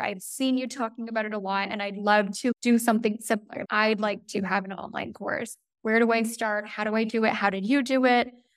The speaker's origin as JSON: {"language": "English", "town": "Toronto", "region": "Ontario", "country": "Canada", "moved": "as an adult", "lives_now": "Italy", "said": "So, I am Canadian, I'm from the Toronto area"}